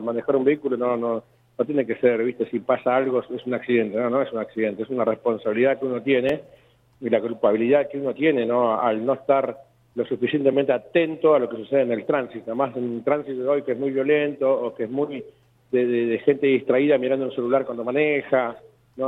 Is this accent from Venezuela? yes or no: no; Argentina; somos argentinas acá